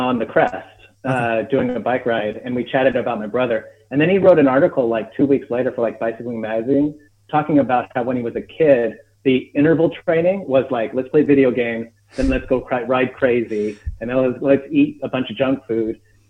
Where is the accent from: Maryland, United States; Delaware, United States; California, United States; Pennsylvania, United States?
California, United States; Glendale; LA, Glendale.